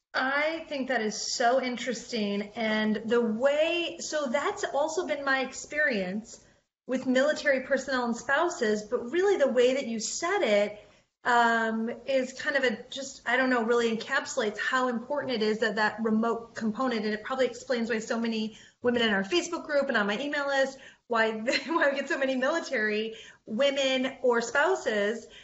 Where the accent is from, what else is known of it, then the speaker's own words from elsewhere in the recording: Detroit, Michigan, United States; I'm from Detroit